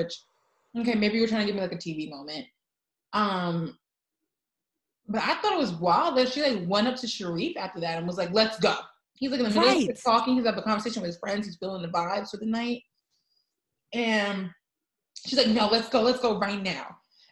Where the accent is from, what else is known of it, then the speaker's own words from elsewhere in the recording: New York, United States; I'm from New York